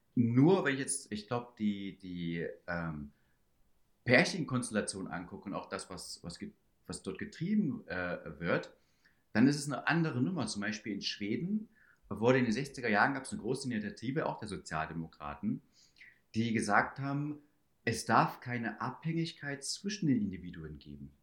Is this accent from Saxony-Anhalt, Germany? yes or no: yes; Schönebeck, Saxony-Anhalt, Germany; also born or lived in Stockholm; now in Munich, Germany; Schönebeck, wo ich herkomme